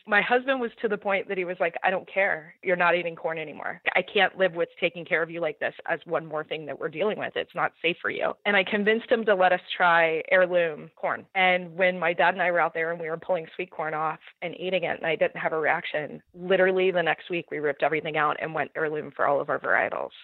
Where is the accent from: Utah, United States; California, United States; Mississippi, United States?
California, United States; Southern; We're both from Southern California, coastal, definitely small backyards, not a lot of space